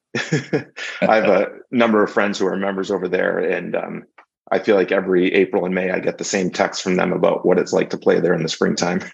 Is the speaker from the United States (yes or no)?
yes; New Hampshire, United States; the top amateur golfers in my home state.